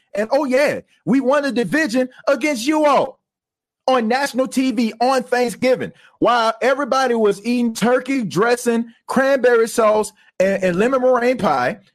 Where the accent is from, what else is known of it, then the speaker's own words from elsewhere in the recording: Louisiana, United States; now in Atlanta, United States; I'm from Louisiana and I live in Atlanta